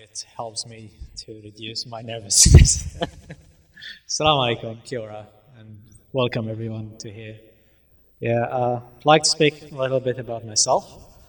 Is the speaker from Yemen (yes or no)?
yes; Sana'a, Amanat Al Asimah, Yemen; moved away as an adult; also born or lived in Malaysia; now in Christchurch, New Zealand; I was born in Yemen, Sana'a, the capital of Yemen. Sana'a, the capital of Yemen, is a very ancient city, dates back 3,000 years ago. It's a UNESCO heritage.